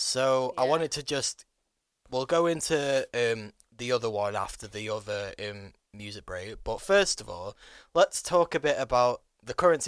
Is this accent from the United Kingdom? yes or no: yes; United Kingdom; But obviously, Britain's being British people.